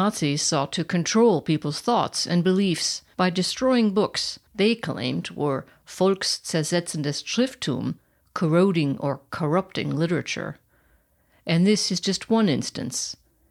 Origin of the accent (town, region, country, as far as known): United States; moved away as an adult; now in Germany